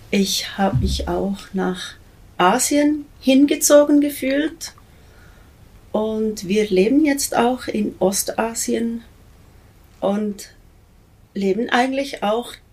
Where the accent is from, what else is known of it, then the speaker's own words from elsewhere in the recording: Honolulu, Hawaii, United States; born there; Also ich bin nicht in der Schweiz geboren. Ich bin in Hawaii geboren auf äh, Honolulu